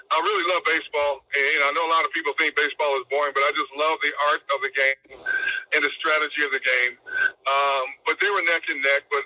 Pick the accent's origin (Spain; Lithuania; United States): United States; Milwaukee, Wisconsin; moved away as an adult; also born or lived in California / San Diego / Pittsburgh; now in Philadelphia, United States; he was from my hometown, Milwaukee. He was from South Milwaukee. I was from North Milwaukee.